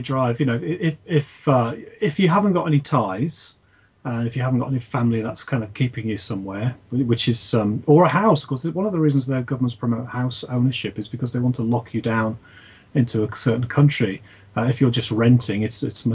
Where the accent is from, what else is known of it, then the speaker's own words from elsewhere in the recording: United Kingdom; we sort of, as British people